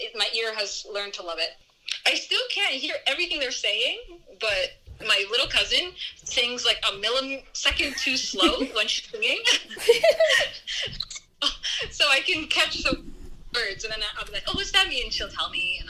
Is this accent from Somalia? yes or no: yes; Somalia; Where are you from? Somalia. I'm Somali.